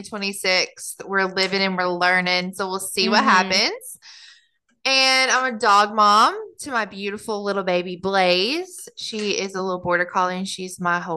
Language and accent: English; Kentucky, United States; moved away as an adult; now in Germany; I was born and raised in Kentucky